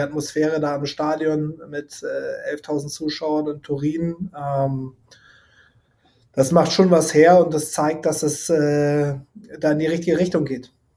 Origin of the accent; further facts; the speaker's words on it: Hamburg, Germany; meine Heimat, der Platz, wo ich groß geworden bin, das Quellental